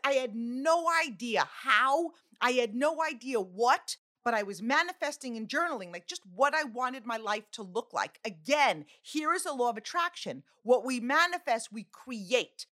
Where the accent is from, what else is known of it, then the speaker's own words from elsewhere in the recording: Long Island, New York, United States; now in New Jersey, United States; I live in New Jersey, okay? but, like, I'm from Long Island